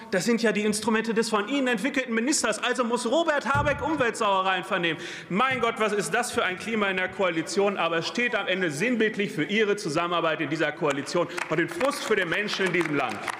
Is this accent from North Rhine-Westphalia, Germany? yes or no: yes; Lüdenscheid, North Rhine-Westphalia, Germany; bei mir in meiner Heimat, in Lüdenscheid, im Sauerland